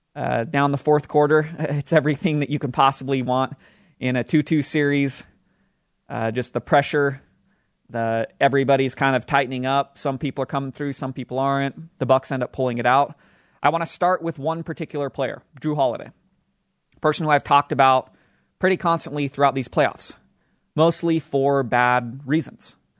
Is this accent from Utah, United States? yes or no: yes; Utah, United States; the state of Utah, my hometown state where I live